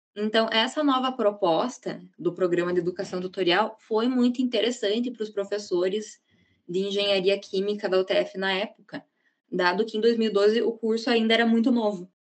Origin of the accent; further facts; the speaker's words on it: Ponta Grossa, Paraná, Brazil; Eu sou daqui de Ponta Grossa mesmo